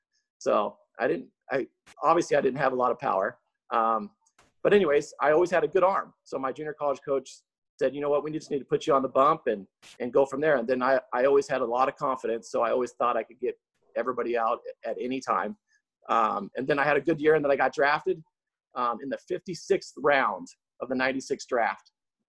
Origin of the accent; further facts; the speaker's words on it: Seattle, Washington, United States; now in Las Vegas, United States; So I think I've been in Vegas now for around 16 years.